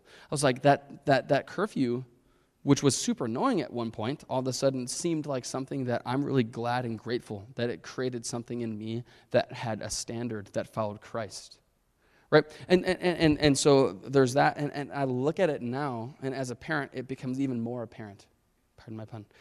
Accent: Chicago, Illinois, United States; I grew up in Chicago.

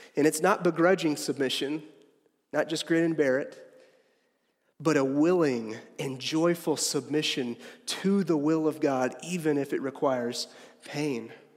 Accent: Harrisonville, Missouri, United States; I am from Harrisonville

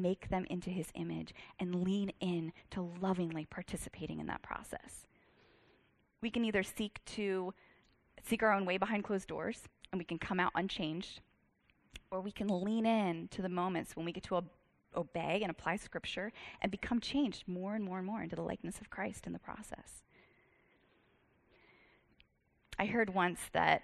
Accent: Virginia, United States; I'm from Virginia

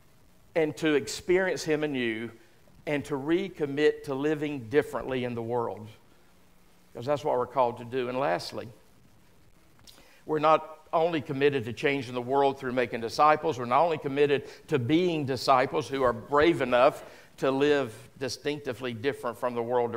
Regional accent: the South, United States; a good phrase we use down south, or at least we used

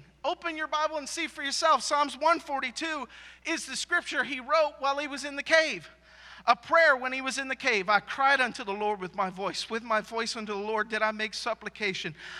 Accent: Maine, United States; now in Texas, United States; I'm from Maine.

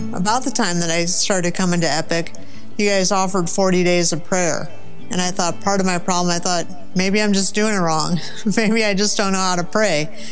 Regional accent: St. Louis, Missouri, United States; I grew up in Saint Louis, Missouri, so I'm from the Show Me State

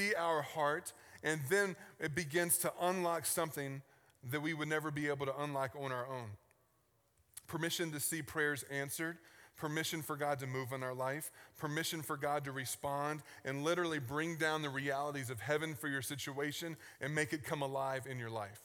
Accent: Richmond, Virginia, United States; moved away; I grew up in Richmond, Virginia on the East Coast.

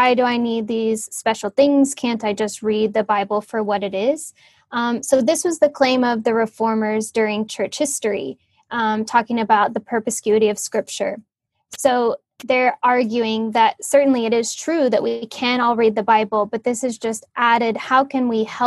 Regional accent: Oklahoma, United States; moved away as an adult; also born or lived in Cambridge / Los Angeles; now in West Palm Beach, United States; I grew up in Oklahoma

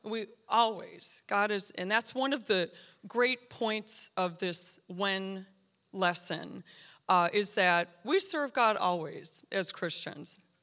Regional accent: United States

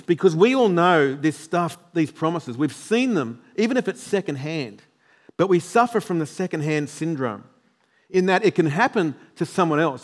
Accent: New South Wales, Australia; now in Queensland, Australia; I'm from New South Wales

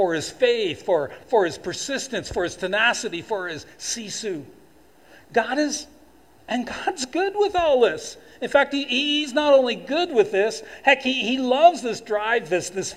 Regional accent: Toronto, Ontario, Canada; moved away as an adult; now in Fort McMurray, Canada; as a kid and young adult growing up in Toronto

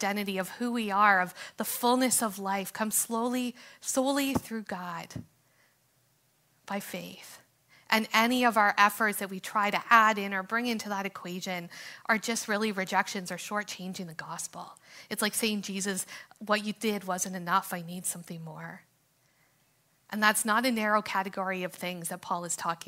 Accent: Canada; freedoms and opportunities that we have as Canadians

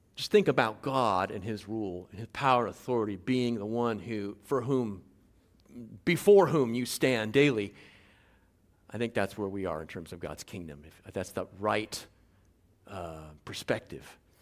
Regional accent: Guam; moved away as an adult; now in Tangier, Morocco; I'm from Guam originally, uh, raised by a Chamorro stepfather

